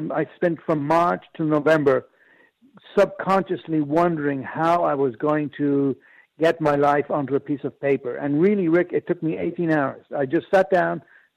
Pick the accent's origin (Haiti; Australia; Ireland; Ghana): Ireland; moved away; also born or lived in Japan; I'm Irish.